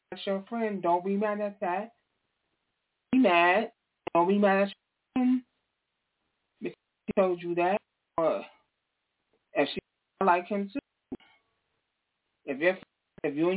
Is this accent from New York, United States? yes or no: yes; New York, United States; moved away as an adult; now in New Jersey, United States; I'm from New York. I'm not from Jersey. I'm originally from New York